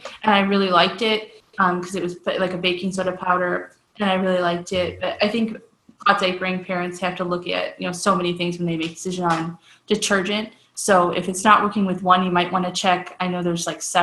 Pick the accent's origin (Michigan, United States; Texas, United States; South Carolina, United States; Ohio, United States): Ohio, United States; Cleveland; I'm from Cleveland, so I'm kind of loud, and big Italian family